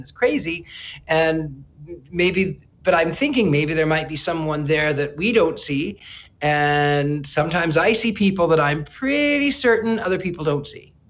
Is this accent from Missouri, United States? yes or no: yes; near Joplin, Missouri, United States; moved away as an adult; also born or lived in California / England; I grew up in a small Midwestern town in the very corner of Arkansas, Oklahoma, Missouri, wow. and Kansas